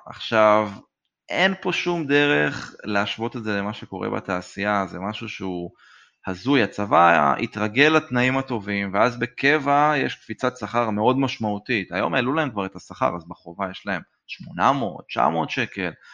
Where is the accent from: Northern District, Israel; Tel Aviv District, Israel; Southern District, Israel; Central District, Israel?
Central District, Israel; Modi'in; גדלתי במודיעין